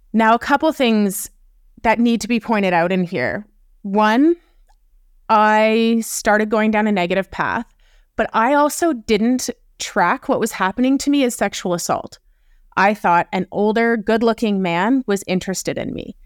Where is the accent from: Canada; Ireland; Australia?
Canada; also born or lived in Wyoming; I'm Canadian, so I was living in Wyoming when I co-founded Uprising, and then I ended up moving back to Canada.